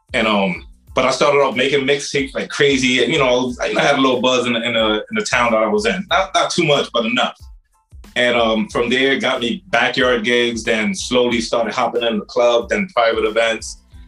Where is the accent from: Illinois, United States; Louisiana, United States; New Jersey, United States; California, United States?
New Jersey, United States; Paterson; moved away as an adult; also born or lived in Saint Vincent and the Grenadines; now in DMV (Washington metropolitan area), United States; coming straight out of Paterson, New Jersey. That's where I grew up, but I'm from the Caribbean, so I got a little background behind me. And then now, I'm in the DMV.